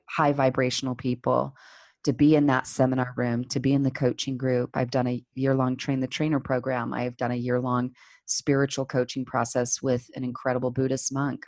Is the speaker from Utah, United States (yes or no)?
yes; Salt Lake City, Utah, United States; I grew up here in Salt Lake City, Utah, where I'm still based